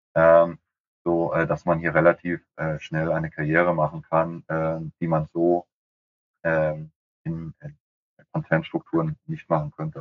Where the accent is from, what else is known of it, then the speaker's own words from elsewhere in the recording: Frankfurt, Hesse, Germany; ich als Frankfurter